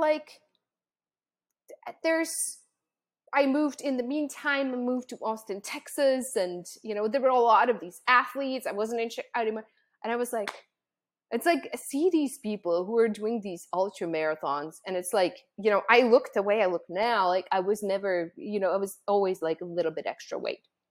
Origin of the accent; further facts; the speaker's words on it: Czechia; moved away; I was born and raised in the Czech Republic